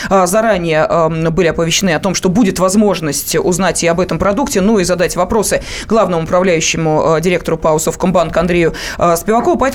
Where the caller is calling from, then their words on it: Moscow, Russia; я звоню из Москвы.